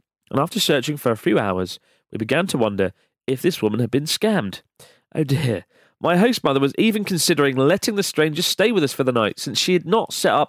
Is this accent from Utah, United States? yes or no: yes; Utah, United States; I'm from Utah.